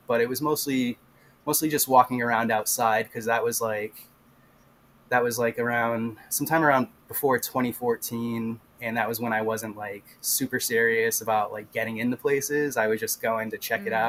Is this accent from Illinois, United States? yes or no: no; Rhode Island, United States; I'm from Rhode Island